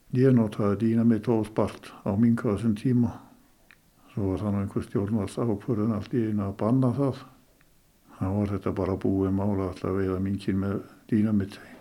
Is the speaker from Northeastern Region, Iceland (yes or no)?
yes; Skútustaðir, Mývatn, Northeastern Region, Iceland; hér í skútustöðum þar sem ég, þaðan sem ég er nú.